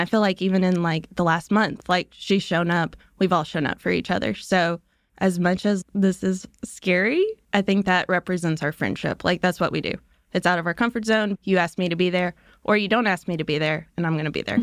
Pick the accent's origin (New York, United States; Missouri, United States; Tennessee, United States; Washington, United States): Tennessee, United States; Memphis; I'm from Memphis